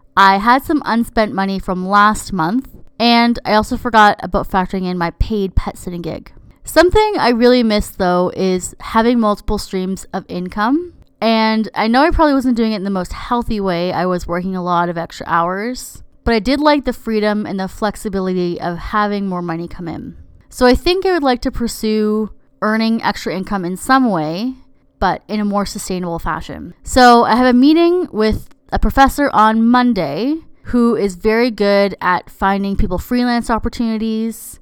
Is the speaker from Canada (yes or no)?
yes; Canada; I'm Canadian